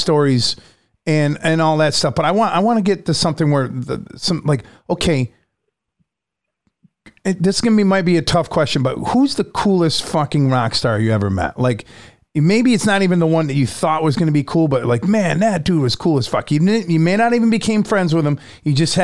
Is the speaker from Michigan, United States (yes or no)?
no; Syracuse, New York, United States; I'm from Syracuse